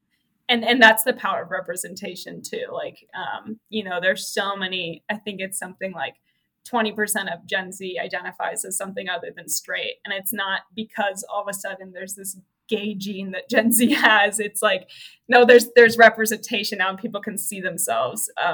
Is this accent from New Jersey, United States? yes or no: no; Santa Cruz, California, United States; moved away as an adult; also born or lived in Arkansas; I'm from Santa Cruz, California. So it's like a small, central coast town